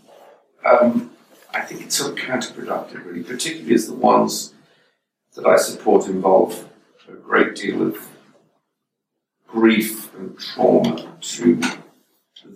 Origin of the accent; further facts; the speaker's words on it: England, United Kingdom; moved away as an adult; now in United States; being English over here